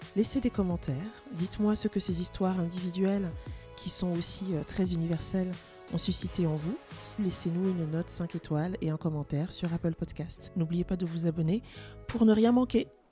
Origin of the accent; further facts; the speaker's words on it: France; also born or lived in Cameroon; je suis française et je suis camerounaise